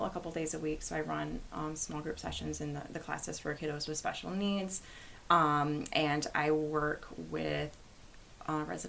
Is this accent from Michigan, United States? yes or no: yes; Flushing, Michigan, United States; moved away as an adult; also born or lived in Florida / Virginia; I'm from Michigan. I was born and raised in Flushing, which is near Flint on the other side of the state